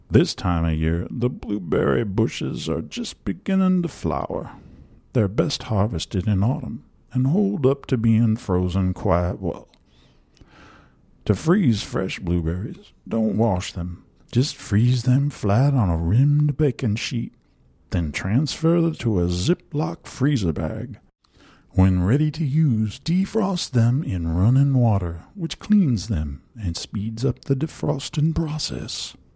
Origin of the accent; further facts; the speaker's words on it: Washington, United States; In my home state of Washington